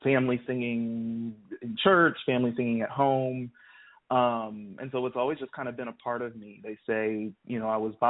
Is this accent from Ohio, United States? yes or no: yes; Columbus, Ohio, United States; moved away as an adult; now in Nashville, United States; I grew up in Columbus, Ohio.